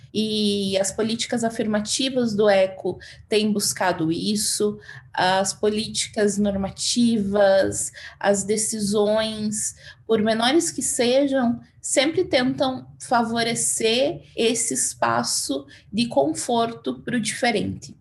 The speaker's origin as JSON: {"language": "Portuguese", "town": "Castro", "region": "Paraná", "country": "Brazil", "also_born_or_lived": "Ponta Grossa, Brazil", "moved": "as an adult", "lives_now": "Cuiabá, Brazil", "said": "Eu sou de Castro, que é uma cidade pequenininha no Paraná, mas já morava em Ponta Grossa"}